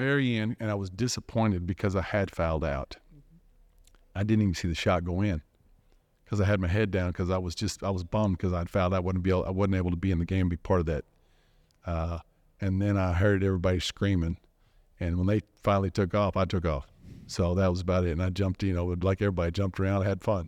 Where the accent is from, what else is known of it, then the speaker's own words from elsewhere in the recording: Dallas, Texas, United States; growing up in Dallas